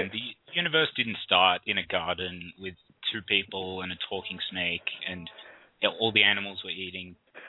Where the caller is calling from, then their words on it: Australia; I'm calling from Australia.